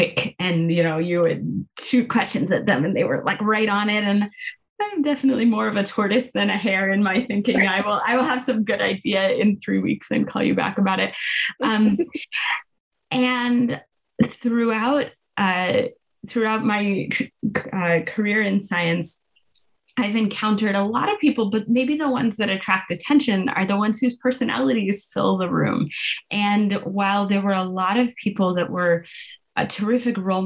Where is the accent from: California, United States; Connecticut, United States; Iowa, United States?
California, United States; now in Pittsburgh, United States; I grew up in California